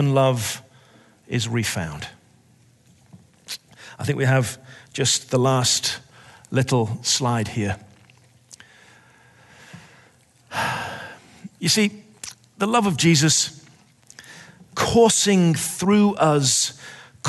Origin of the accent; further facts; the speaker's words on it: England, United Kingdom; I'm English.